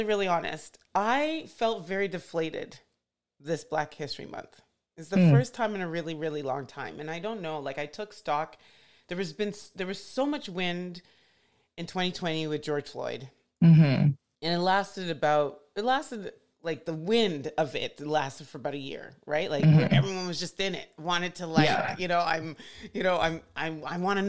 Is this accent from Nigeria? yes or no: yes; Nigeria; moved away; I'm from like the sixth most populous country on the planet.